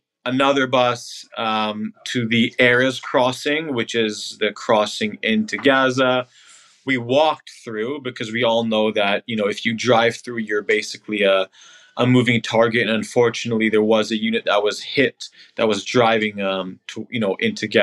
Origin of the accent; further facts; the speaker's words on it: Canada; moved away as an adult; also born or lived in Israel; now in New York, United States; I grew up in Canada, moved to Israel when I was 18, and now I live in New York.